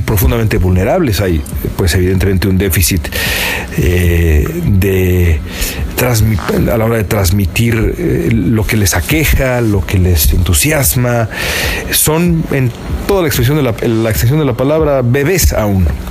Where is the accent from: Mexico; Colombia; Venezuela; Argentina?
Mexico; moved away as an adult; now in Los Angeles, United States; nosotros somos mexicanos nada más y residentes, residentes acá en Estados Unidos